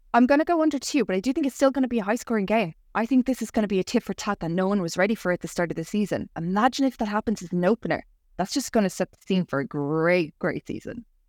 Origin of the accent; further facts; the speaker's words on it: Ireland; I'm the Irish Barbie